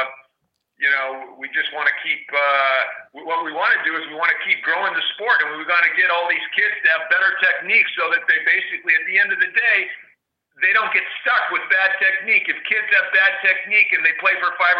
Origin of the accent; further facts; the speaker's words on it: San Diego, California, United States; moved away as an adult; I grew up in San Diego at the public parks in the, you know, in the 60s. And you know, by the time I left San Diego in the early 70s